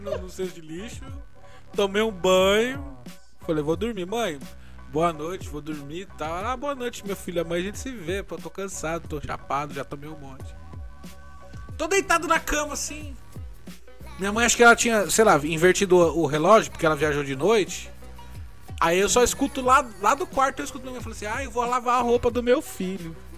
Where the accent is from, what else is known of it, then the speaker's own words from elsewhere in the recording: São Paulo, Brazil; A Vila Sabrina é onde eu nasci, inclusive, na zona norte de São Paulo